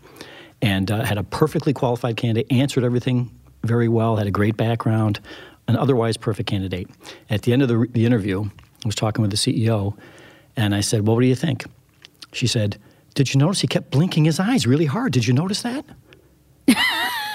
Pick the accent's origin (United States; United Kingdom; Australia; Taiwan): United States; Saratoga; my growing up in Saratoga